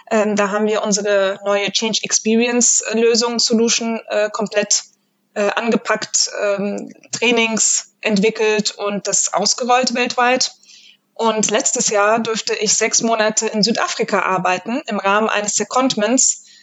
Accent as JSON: {"language": "German", "town": "Frankfurt", "region": "Hesse", "country": "Germany", "said": "Ich äh, bin … und ich komme aus Frankfurt"}